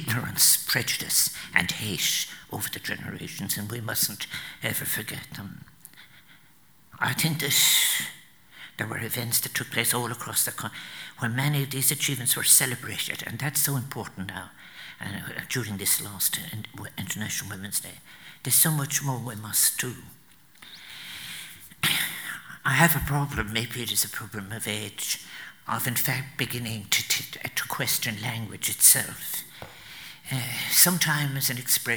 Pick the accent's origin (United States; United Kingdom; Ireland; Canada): Ireland; Newmarket-on-Fergus, County Clare; also born or lived in Limerick; I'm from Newmarket in Fergus County Clare. That I was reared from the age of 5 there. I was born in Limerick.